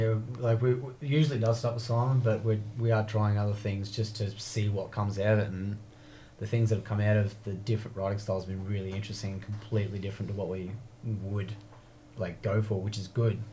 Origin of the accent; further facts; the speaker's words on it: Blackwater, Queensland, Australia; all of us are actually growing up in Blackwater together